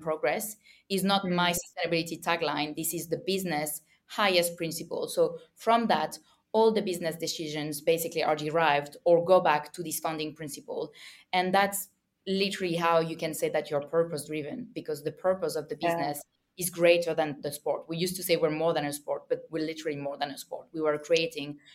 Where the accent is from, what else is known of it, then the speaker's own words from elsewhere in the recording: France; accent: French; English is a second language; I come from a region in France, as you can hear my French accent